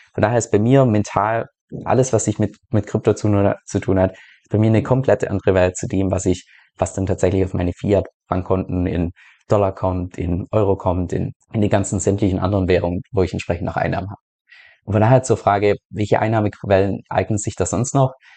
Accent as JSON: {"language": "German", "country": "Germany", "moved": "as an adult", "said": "aus Deutschland ausgewandert bin"}